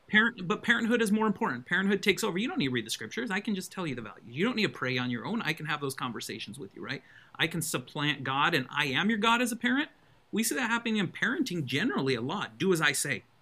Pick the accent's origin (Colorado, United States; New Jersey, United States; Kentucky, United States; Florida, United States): Colorado, United States; also born or lived in Utah; now in Alabama, United States; I was raised in Colorado